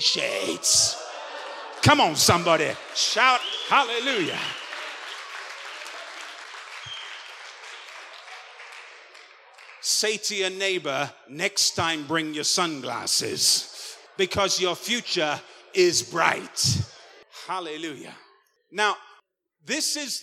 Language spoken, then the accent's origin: English; England, United Kingdom; I'm an Englishman